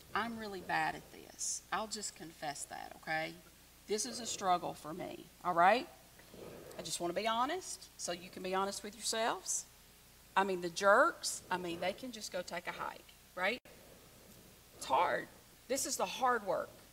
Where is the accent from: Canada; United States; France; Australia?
United States; the South; I'm from the South